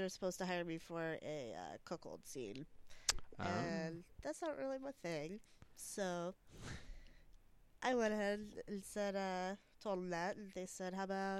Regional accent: Los Angeles, California, United States; I'm actually born and raised in Los Angeles.

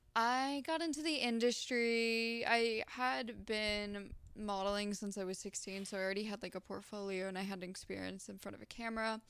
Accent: Florida, United States; I'm from Florida.

